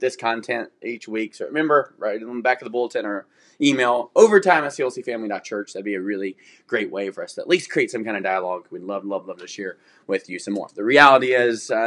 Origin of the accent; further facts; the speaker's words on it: the South, United States; I'm from the South. That's how we talk.